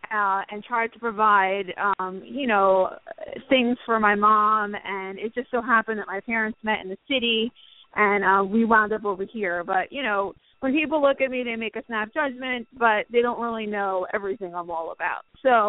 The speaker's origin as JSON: {"language": "English", "region": "New Jersey", "country": "United States", "tie": "born or raised there", "said": "I am half French and half Italian. I'm from New Jersey. I grew up in New Jersey, but my parents were Manhattanites and they met in New York."}